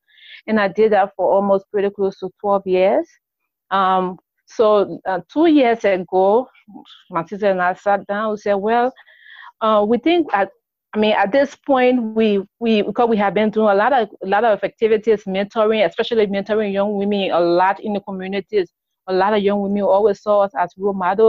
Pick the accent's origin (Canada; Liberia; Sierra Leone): Liberia; I'm from Liberia, a very small country in West Africa